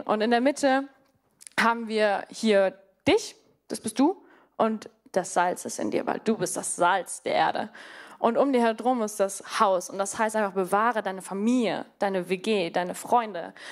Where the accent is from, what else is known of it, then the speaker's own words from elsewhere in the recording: Namibia; moved away as an adult; also born or lived in Mannheim; now in Germany; Also ich komme, wie gesagt, aus Namibia, aber ich bin dort auch auf einer Farm groß geworden.